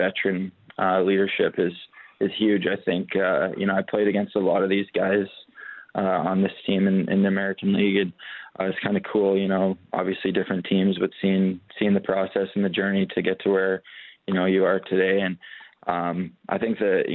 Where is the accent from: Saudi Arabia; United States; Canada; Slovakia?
Canada; being a Canadian kid and, you know, growing up, you want to play in the NHL